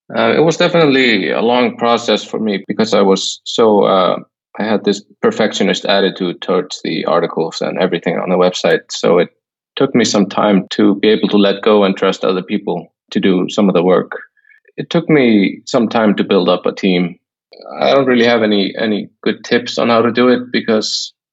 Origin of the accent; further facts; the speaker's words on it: Iceland; moved away as an adult; now in Thailand; I, have always lived in Iceland, although I'm I'm staying in Thailand now